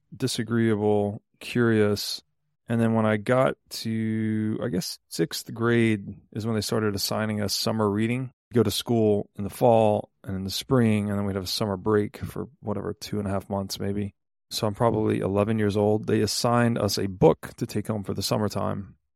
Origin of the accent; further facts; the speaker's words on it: Chattanooga, Tennessee, United States; I grew up mostly in Chattanooga, Tennessee.